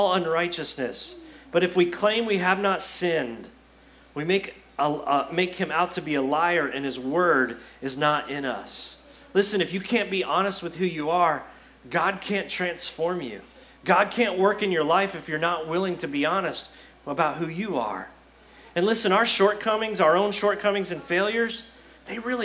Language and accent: English; United States; See, this is part of being an American